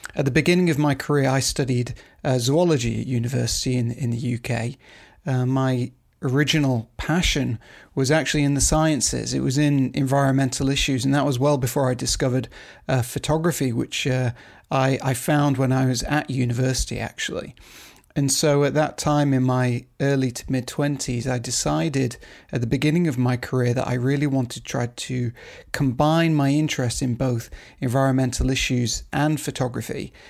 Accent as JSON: {"language": "English", "country": "United Kingdom", "also_born_or_lived": "Asia", "moved": "as an adult", "lives_now": "Beijing, China", "said": "I'm a British photographer and filmmaker"}